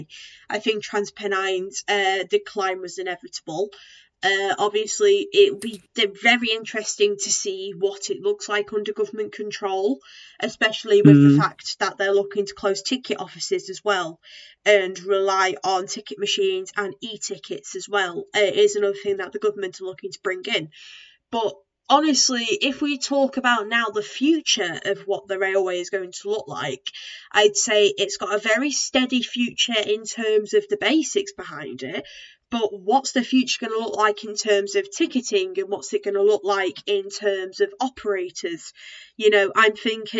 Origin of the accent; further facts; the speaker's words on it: the Northwest, North West England, United Kingdom; we're both from the Northwest